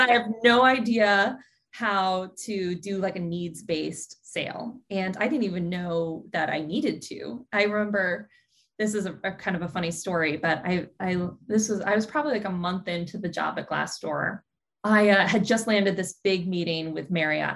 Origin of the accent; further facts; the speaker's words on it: Dallas, Texas, United States; moved away as an adult; also born or lived in upstate New York; now in California, United States; I grew up in Dallas, Texas